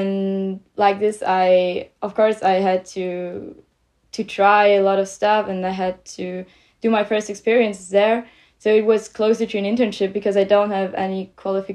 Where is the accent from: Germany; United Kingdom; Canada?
Germany; also born or lived in Liège, Belgium; I'm 19 years old and I come from Germany